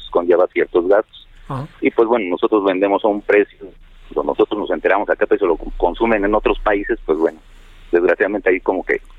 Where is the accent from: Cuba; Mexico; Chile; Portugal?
Mexico; pero también sabemos que el Estado es el que nos debe proporcionar las garantías que, merecemos como ciudadanos, como